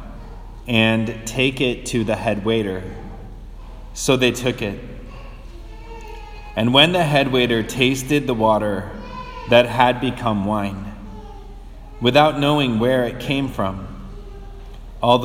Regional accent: outside of Detroit, Michigan, United States; when I was a kid, I grew up outside of Detroit in Michigan

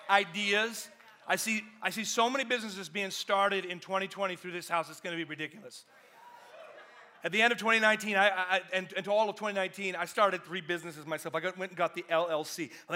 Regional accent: Georgia, United States; I'm from Georgia, I live in Atlanta, y'all.

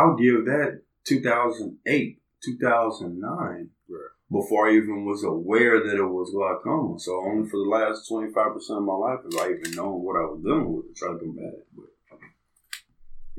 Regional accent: Lexington, Kentucky, United States; moved away as an adult; now in Newburgh, Indiana, United States; I'm from Lexington, Kentucky, born and raised, but then I'm here by way of Newburgh, Indiana

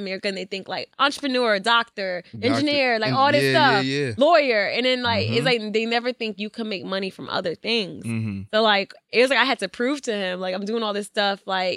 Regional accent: Trumbull, Connecticut, United States; also born or lived in Stamford, Connecticut; I was born there, but I grew up, like, in Trumbull

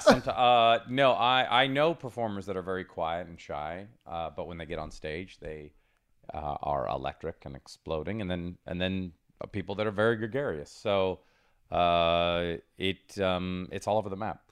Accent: Seattle, Washington, United States; moved away; also born or lived in Rome, Italy / New Jersey; I grew up there

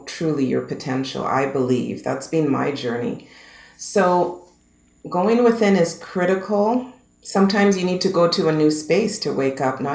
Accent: Canada; I'm a Canadian girl, born and raised

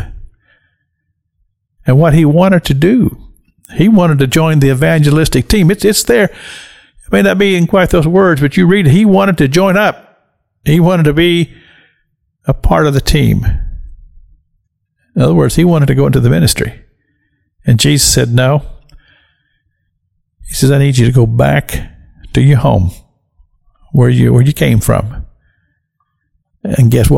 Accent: rural Kentucky, United States; I'm from rural Kentucky. I grew up in Kentucky.

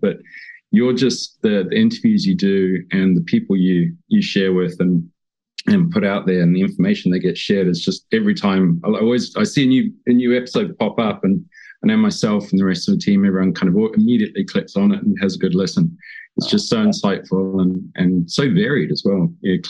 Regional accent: Hong Kong; also born or lived in New Zealand; I grew up on the water, and I was born in New Zealand, but grew up in Hong Kong. My dad was an engineer, moved there in the sort of late 70s.

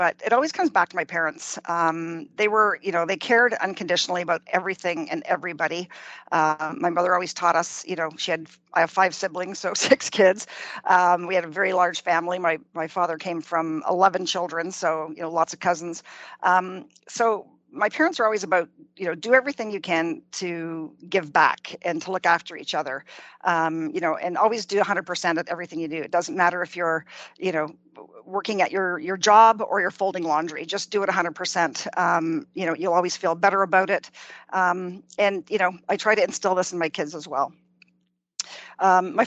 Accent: Cartier, Ontario, Canada; moved away as an adult; also born or lived in Toronto / Western Canada; I'm from a very, very small town in Northern Ontario, about 80 kilometers north of Sudbury called Cartier

